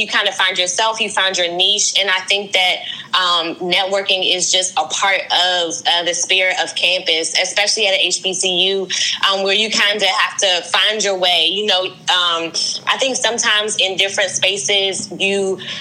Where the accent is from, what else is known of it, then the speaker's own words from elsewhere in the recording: Prince George's County, Maryland, United States; also born or lived in Washington, D.C.; I was born in Washington, D.C., and I live in Maryland, PG County, Maryland. I've been here my entire life.